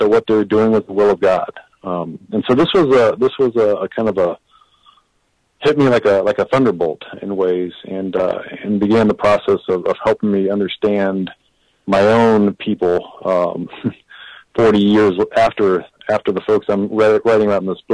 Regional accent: Kansas City, Kansas, United States; I grew up in Kansas City, Kansas, and was attending public schools there

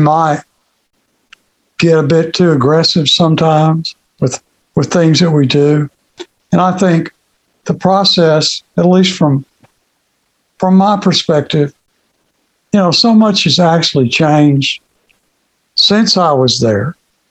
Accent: Greenville, Kentucky, United States; moved away as an adult; I grew up in Kentucky. I was born in Muhlenberg County, Kentucky, Greenville.

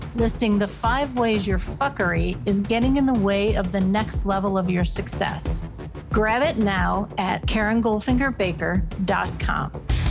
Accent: Northeast Ohio, United States; lake effect snow in my hometown in Northeast Ohio.

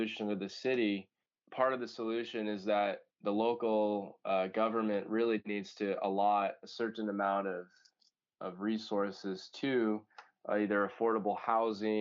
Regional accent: Palo Alto, California, United States; I grew up near Palo Alto

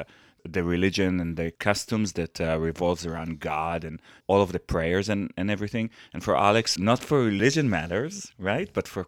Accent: Israel; English is a second language; moved away; people are expecting that because I'm from Israel, that I should be Jewish and I should care about it.

